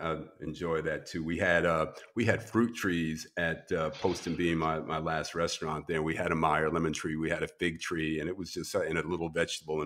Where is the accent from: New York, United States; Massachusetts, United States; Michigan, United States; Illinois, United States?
New York, United States; moved away as an adult; now in Los Angeles, United States; I was born and raised in New York